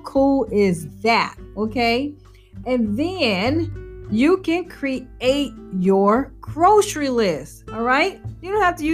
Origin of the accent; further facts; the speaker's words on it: New Orleans, Louisiana, United States; I'm from New Orleans